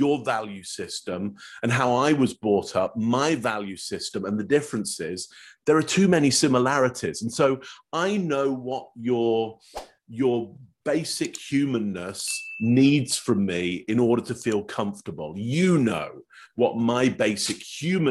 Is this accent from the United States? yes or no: no; England, United Kingdom; now in Toronto, Canada; Originally, I'm from England.